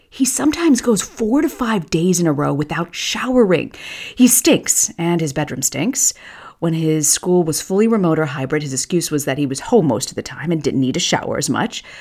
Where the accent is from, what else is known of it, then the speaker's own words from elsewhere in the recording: Tampa, Florida, United States; as a girl who grew up in Tampa, almost two decades since we've been here